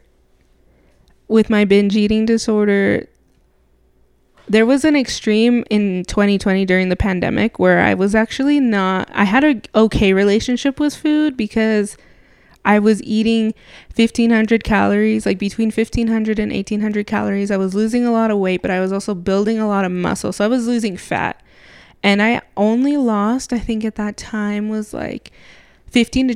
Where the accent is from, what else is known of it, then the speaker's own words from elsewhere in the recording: Mexico; We're from Mexico. I'm from Mexico.